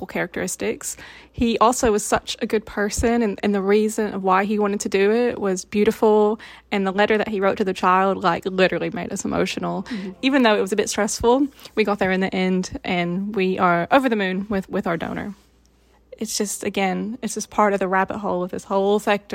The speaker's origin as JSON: {"language": "English", "country": "United States", "moved": "as an adult", "lives_now": "England, United Kingdom", "said": "I'm from the States."}